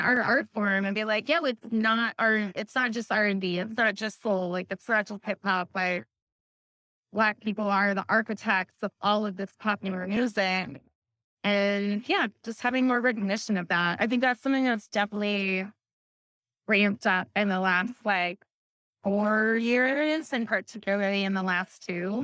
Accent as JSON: {"language": "English", "region": "Alaska", "country": "United States", "moved": "yes", "lives_now": "Seattle, United States", "said": "I'm from Alaska"}